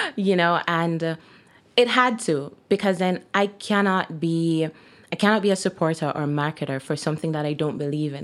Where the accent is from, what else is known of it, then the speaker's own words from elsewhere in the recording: Jamaica; moved away as an adult; now in Kelowna, Canada; I'm Jamaican by birth, and I've been living in Jamaica for most of my life until I decided to move here